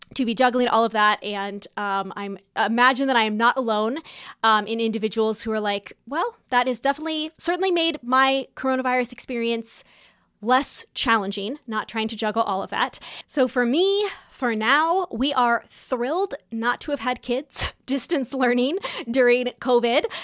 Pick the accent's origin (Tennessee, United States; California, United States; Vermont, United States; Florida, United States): California, United States; moved away; also born or lived in New York City, New York, United States; growing up in Southern California and New York City